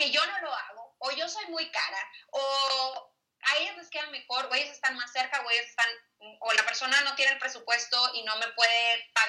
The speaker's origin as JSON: {"language": "Spanish", "town": "Monterrey", "region": "Nuevo León", "country": "Mexico", "moved": "as an adult", "lives_now": "Bogotá, Colombia", "said": "tú sabes cómo somos los regios"}